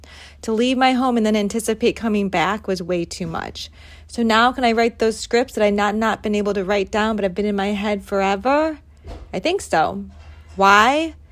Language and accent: English; United States; And I'm American, so I'm sorry.